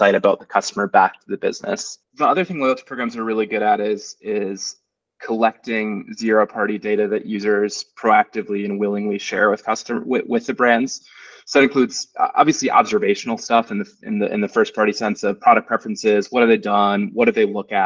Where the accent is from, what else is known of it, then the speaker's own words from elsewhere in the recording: United States; moved away as an adult; now in Germany; I'm an American. I've lived in Germany for 5 years